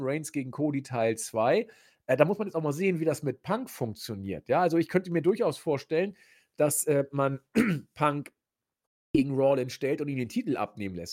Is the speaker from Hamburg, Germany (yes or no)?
yes; Hamburg, Germany; accent: spitzes S (Hamburg); ich komme ja aus Hamburg, da ist das S immer spitz